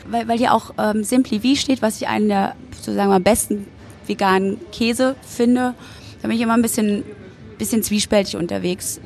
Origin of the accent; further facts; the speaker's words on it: Berlin, Germany; auch wenn ich in Berlin wohne und da groß ja. geworden bin. Ich bin ja auch in der DDR geboren worden